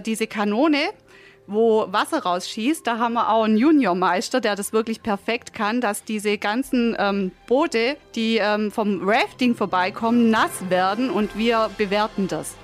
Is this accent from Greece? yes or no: no; Tuttlingen district, Baden-Württemberg, Germany; Wir kommen aus dem Landkreis Tuttlingen